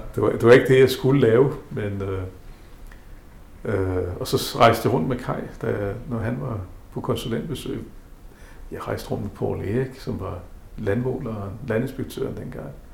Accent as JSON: {"language": "Danish", "region": "South Greenland", "country": "Greenland", "tie": "born or raised there", "also_born_or_lived": "Havdrup, Denmark / Nepal / Bangladesh", "moved": "yes", "lives_now": "Nuuk, Greenland", "said": "Født i Nasser. Opvokset i Nasser."}